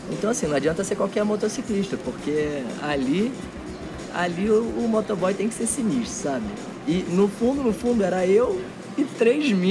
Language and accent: Portuguese; Rio de Janeiro, Brazil; also born or lived in Belo Horizonte; Eu brinco que eu nasci em Belo Horizonte, mas, mas eu cresci no Rio de Janeiro.